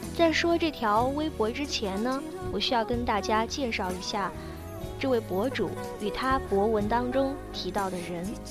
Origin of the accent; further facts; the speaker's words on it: China; 我们中国人